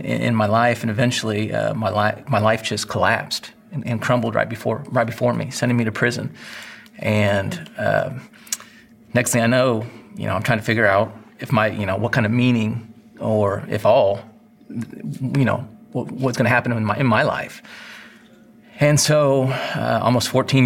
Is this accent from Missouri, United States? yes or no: no; Northwest Indiana, United States; I grew up in Northwest Indiana